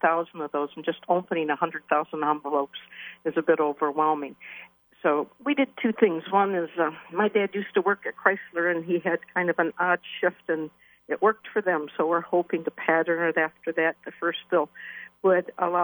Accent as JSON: {"language": "English", "town": "Waterford", "region": "Michigan", "country": "United States", "tie": "born or raised there", "said": "I was born and raised in Waterford and just sold my childhood home 2 years ago"}